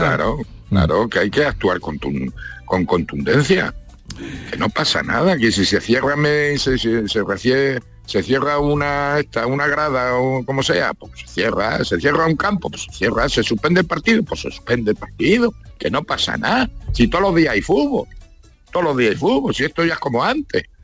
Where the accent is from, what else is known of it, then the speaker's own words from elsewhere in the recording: Granada, Andalusia, Spain; Nosotros somos, vamos, yo ya soy granadino.